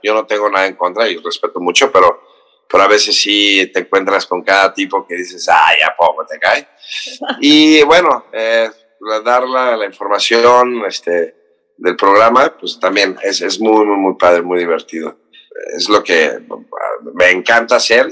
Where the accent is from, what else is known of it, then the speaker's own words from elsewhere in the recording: Cancún, Quintana Roo, Mexico; now in Mexico City, Mexico; soy del, Distrito Federal, crecí en Cancún